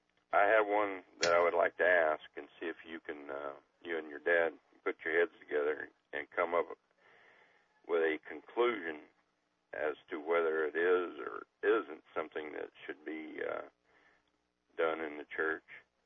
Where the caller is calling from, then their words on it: Atwood, Illinois, United States; I moved from Oak Grove down to Atwood, Illinois, a little farm town village.